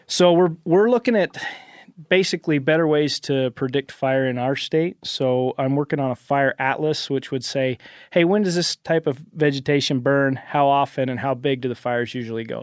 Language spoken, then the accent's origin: English; Cache Valley, Utah, United States; I am in the state legislature back home in Utah. So I am from Cache Valley